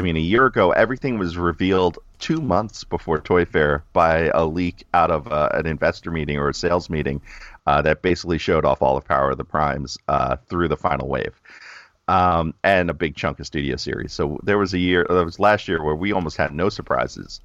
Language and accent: English; New York, United States; I'm always in New York 'cause I'm from New York